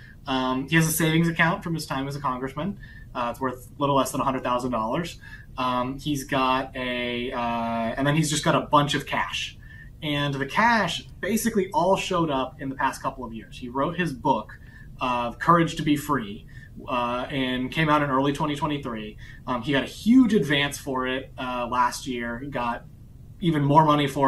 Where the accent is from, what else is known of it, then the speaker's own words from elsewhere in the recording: St. Petersburg, Florida, United States; where I grew up in St. Petersburg